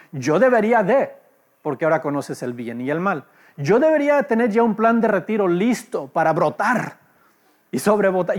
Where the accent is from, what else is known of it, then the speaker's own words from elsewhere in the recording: Los Angeles, California, United States; also born or lived in Mexico; nací en Los Ángeles